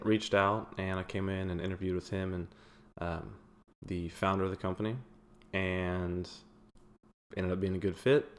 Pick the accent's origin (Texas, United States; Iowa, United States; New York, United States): Texas, United States; Houston; also born or lived in Waco; I grew up in the Houston area